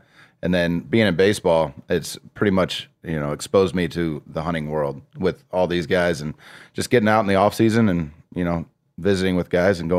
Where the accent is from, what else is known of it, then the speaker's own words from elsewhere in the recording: Indianapolis, Indiana, United States; now in Ohio, United States; I grew up in Indianapolis.